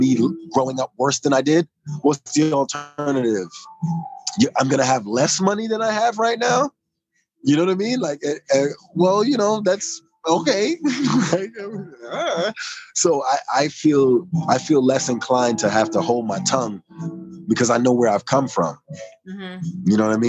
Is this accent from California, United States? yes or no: no; New York City, New York, United States; I'm from New York